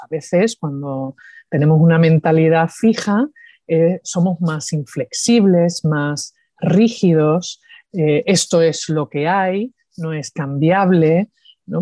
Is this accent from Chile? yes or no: no; Andalusia, Spain; accent: Andalusian; moved away; also born or lived in New York, United States / Seville, Spain; cuando hablo español, pues tengo acento andaluz.